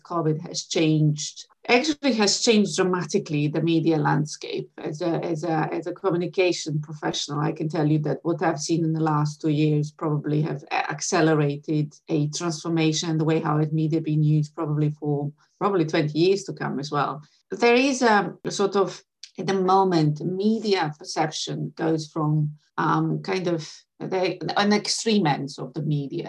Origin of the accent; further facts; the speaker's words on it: Sarajevo, Federation of Bosnia and Herzegovina, Bosnia & Herzegovina; moved away as an adult; now in London, United Kingdom; I was born in Sarajevo. I have been educated for the first half of my life in Sarajevo.